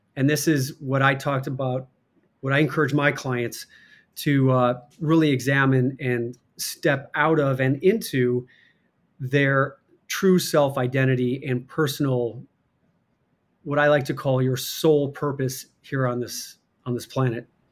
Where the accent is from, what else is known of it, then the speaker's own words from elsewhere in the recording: Chicago, Illinois, United States; accent: Chicago; also born or lived in Michigan / Iowa; I was born in Michigan, moved to Chicago, grew up as you know, I was grew up in the the Catholic Church, went to Catholic grade school, grew up a Chicago Bears fan